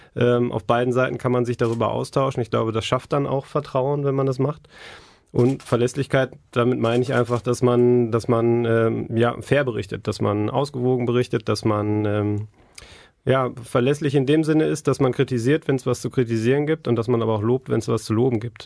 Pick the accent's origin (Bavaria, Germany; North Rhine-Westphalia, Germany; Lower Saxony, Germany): North Rhine-Westphalia, Germany; Essen; ich bin in Essen aufgewachsen